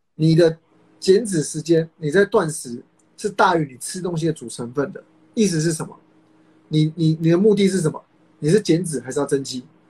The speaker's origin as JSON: {"language": "Chinese", "region": "Kaohsiung", "country": "Taiwan", "said": "我是高雄人，当时南部的健身房气蛮好的"}